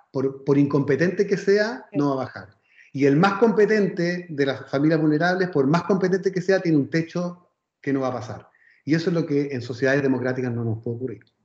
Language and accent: Spanish; Viña del Mar, Valparaíso, Chile; yo soy de Viña, entonces además eh, podemos quejar como buenos provincianos